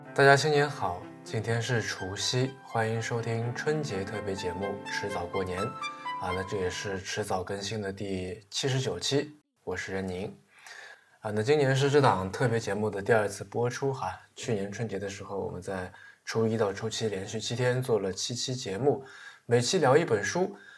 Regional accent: China; 我是中国人，我看惯了这个中国的四行绝句

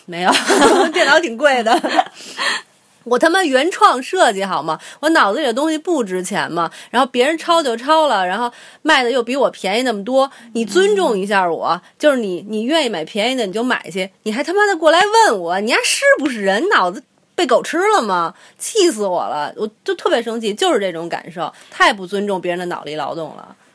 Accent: China; 我们中国人

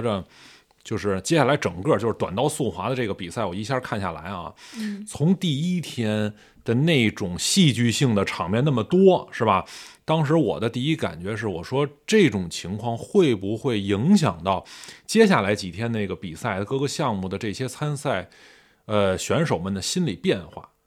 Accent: China; 我作为中国人

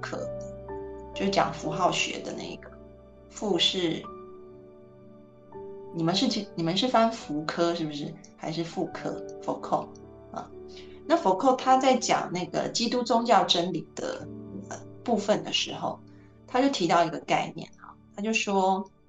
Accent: China; 那呃，当然就是 我们中国人也会，就比如说儒家里面说的哈，天就天行健，君子是自强不息的。

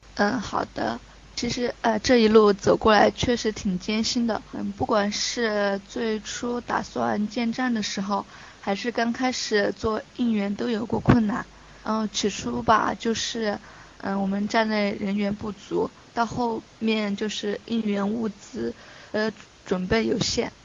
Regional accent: Chongqing, China; 我是重庆人

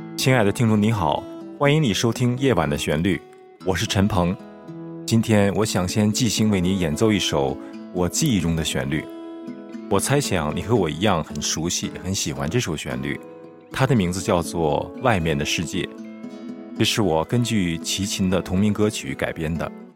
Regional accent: Beijing, China; moved away as an adult; now in United States; 我从小在北京长大

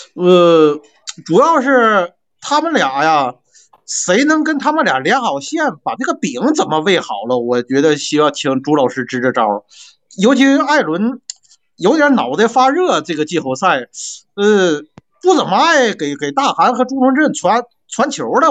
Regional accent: Northeast China, China; accent: Northeastern (Dongbei); 我是辽宁的球迷，我估计你也听得我东北的口音了

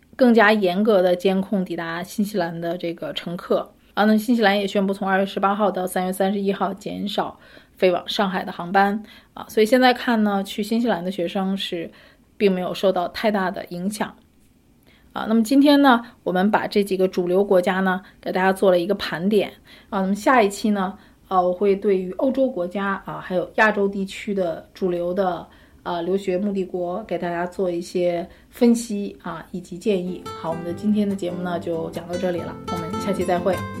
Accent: China; 我们中国人

